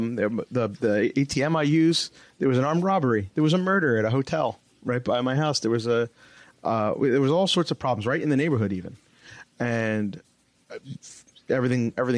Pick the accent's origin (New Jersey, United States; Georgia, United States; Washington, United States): New Jersey, United States; I'm from New Jersey, so behind enemy lines almost